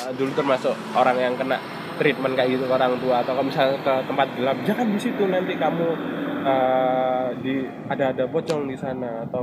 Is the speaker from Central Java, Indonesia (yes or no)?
no; Sidoarjo, East Java, Indonesia; ya aku kecilnya di Sidoarjo